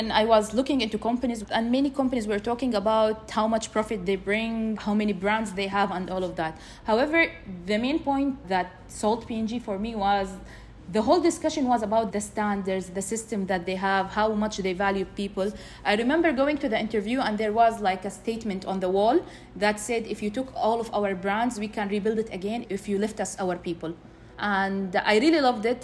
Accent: Jeddah, Makkah Province, Saudi Arabia; I was born and raised in Jeddah.

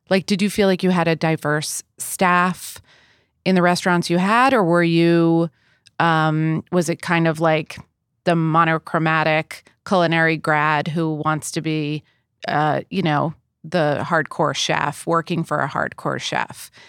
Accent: East Coast, United States; I grew up on the East Coast.

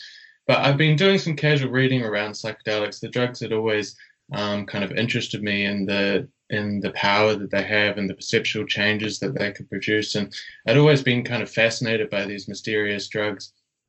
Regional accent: New Zealand; also born or lived in Australia; Yeah, so as you said, I'm from New Zealand, but was doing my study in Australia.

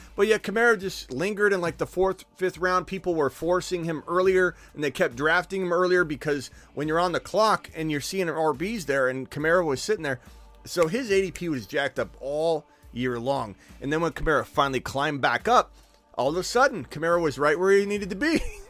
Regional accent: Arizona, United States; I'm from Arizona, so I'm a Cardinal fan

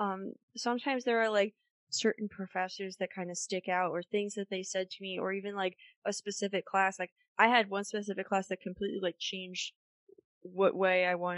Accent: Lehigh Valley, Pennsylvania, United States; I knew about Kutztown growing up in the Lehigh Valley

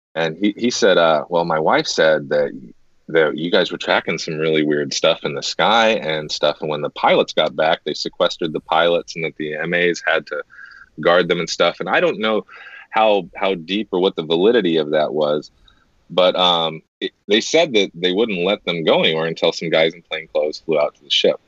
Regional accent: United States; I, as an American, I'll speak for a lot of us here in America.

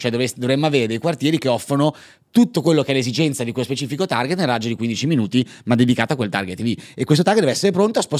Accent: Padua, Veneto, Italy; Io sono di Padova, quindi sì, diciamo scusa, c'è anche un'inclinazione, eh, diciamo. L'accento veneto non l'ho

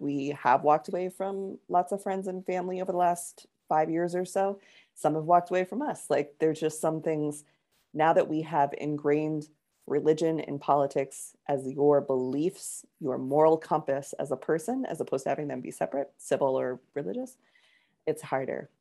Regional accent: Connecticut, United States; growing up in Connecticut at the time I did

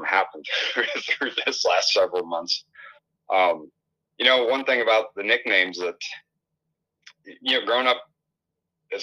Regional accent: Western Illinois, United States; growing up in Western Illinois

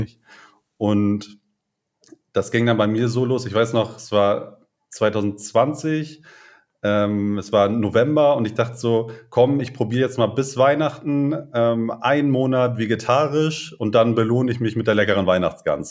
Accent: Lentföhrden, Schleswig-Holstein, Germany; moved away as an adult; also born or lived in Brandenburg an der Havel / Witten; wir kommen beide aus dem hohen Norden, aus dem kleinen Dörfchen Lenförden mhm. im Kreis Segeberg

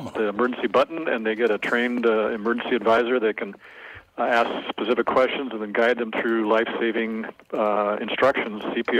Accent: St. Louis Park, Minnesota, United States; moved away; I grew up in St. Louis Park

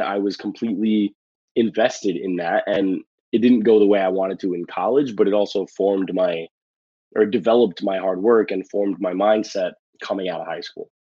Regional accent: New York City, New York, United States; I I grew up in the Bronx

